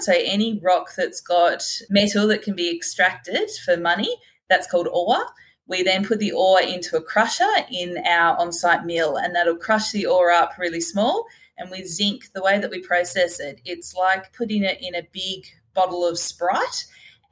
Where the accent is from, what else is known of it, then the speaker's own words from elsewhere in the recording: Hobart, Tasmania, Australia; I'm from Hobart originally.